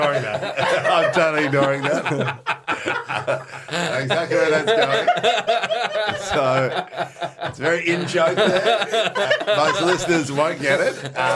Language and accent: English; Netherlands; I am from Holland.